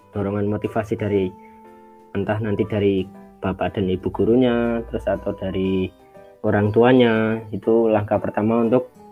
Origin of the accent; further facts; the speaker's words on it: Magelang, Central Java, Indonesia; now in Sleman, Indonesia; asal dari Magelang, uh, lebih tepatnya di Payang, Kauman, Payaman, Kecamatan Secang, Kabupaten Magelang